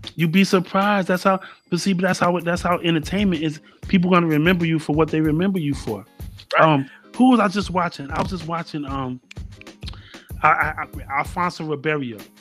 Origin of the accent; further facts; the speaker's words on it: New York City, New York, United States; I was born in Harlem.